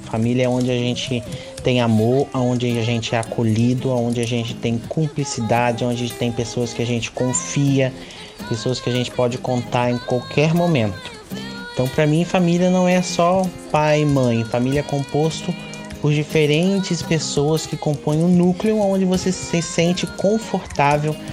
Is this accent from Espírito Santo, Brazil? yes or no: yes; Linhares, Espírito Santo, Brazil; tenho 23 anos, nasci e cresci em Linhares, onde eu vivo também atualmente.